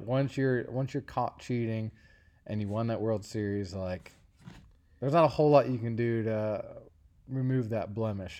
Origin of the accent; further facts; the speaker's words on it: Cincinnati, Ohio, United States; my hometown is the University of Cincinnati